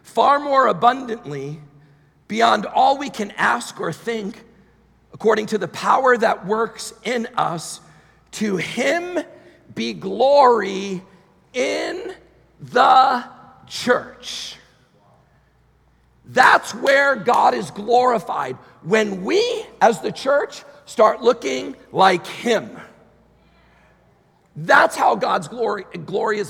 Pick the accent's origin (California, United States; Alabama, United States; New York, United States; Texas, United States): New York, United States; moved away; I'm from New York originally, so I'm there a lot